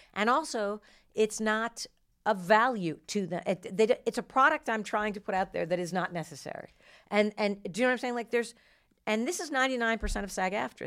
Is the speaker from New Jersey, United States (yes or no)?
yes; New Jersey, United States; moved away; also born or lived in Boston / Houston; I was born and raised mostly in New Jersey